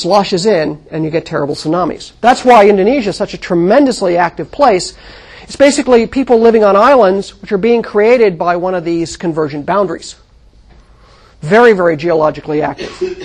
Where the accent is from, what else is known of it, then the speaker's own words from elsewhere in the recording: California, United States; when I was growing up in California, in fact, I grew up right here on the edge of the Garlock Fault